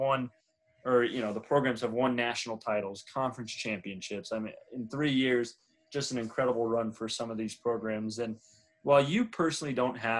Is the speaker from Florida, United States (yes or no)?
no; Arizona, United States; I'm from Arizona.